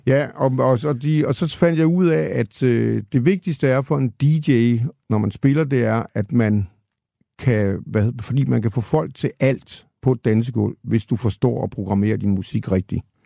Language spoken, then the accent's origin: Danish; Denmark; moved away as an adult; also born or lived in Copenhagen; jeg kommer fra Jylland til København